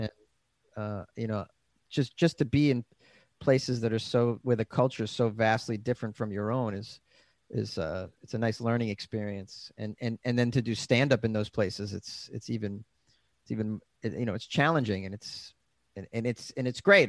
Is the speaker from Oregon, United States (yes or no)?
no; Boston, Massachusetts, United States; now in Los Angeles, United States; I'm from Massachusetts